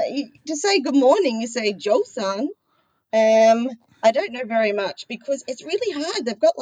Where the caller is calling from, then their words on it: Hong Kong; I'm calling from Hong Kong because that's